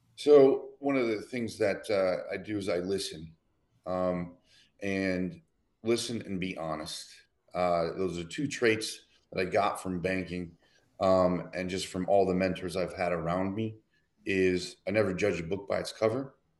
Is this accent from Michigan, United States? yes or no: yes; Detroit, Michigan, United States; moved away as an adult; also born or lived in Philadelphia; I grew up in Detroit.